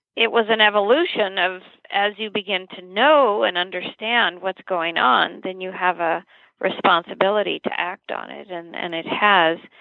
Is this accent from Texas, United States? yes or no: no; Santa Paula, California, United States; I was born in Santa Paula, California, a little ag town not too far from Santa Barbara.